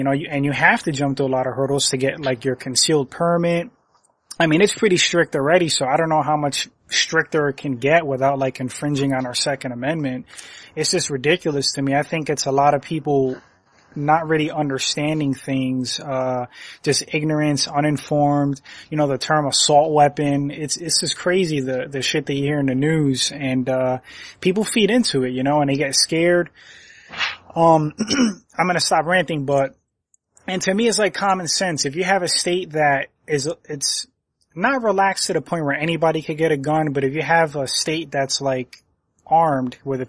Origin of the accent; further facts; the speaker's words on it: Connecticut, United States; I'm from Connecticut